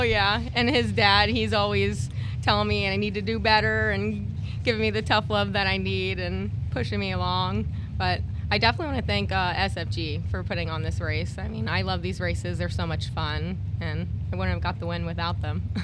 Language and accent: English; Pinellas Park, Florida, United States; I'm from Pinellas Park, born and raised there.